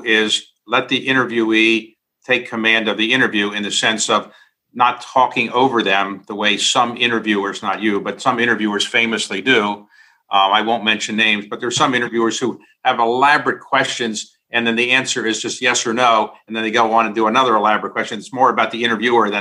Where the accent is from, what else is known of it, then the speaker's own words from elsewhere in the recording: Baltimore, Maryland, United States; I grew up in Baltimore in very modest blue-collar setting